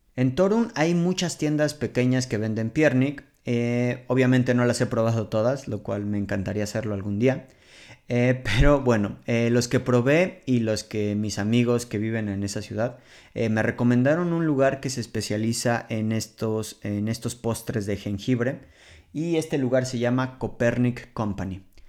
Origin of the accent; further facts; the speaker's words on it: Mexico City, Mexico; moved away as an adult; now in Poland; provengo de la Ciudad de México